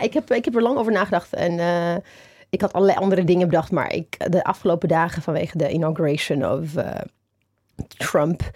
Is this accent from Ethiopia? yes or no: yes; Ethiopia; now in Netherlands; mijn geboorteland, Ethiopië